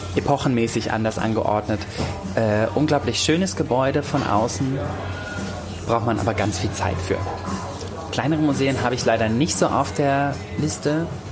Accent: Hamburg, Germany; moved away; also born or lived in Nuremberg; Also ich bin äh, in Hamburg geboren, meine Familie kommt teilweise aus Lübeck und äh, wir haben aber immer in Hamburg gewohnt

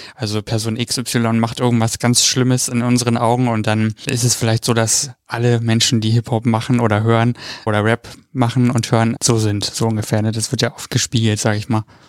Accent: Cologne, North Rhine-Westphalia, Germany

